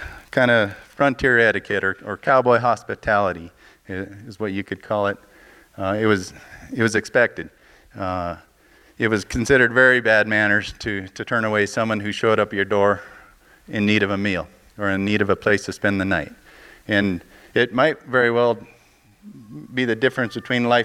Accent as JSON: {"language": "English", "region": "Montana", "country": "United States", "tie": "born or raised there", "said": "growing up in Montana, I worked for a fella"}